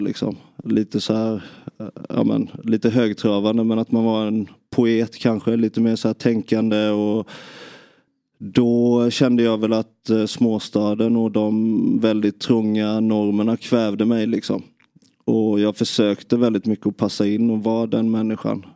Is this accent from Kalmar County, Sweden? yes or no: yes; Nybro, Kalmar County, Sweden; Jag, jag växte upp i i Nybro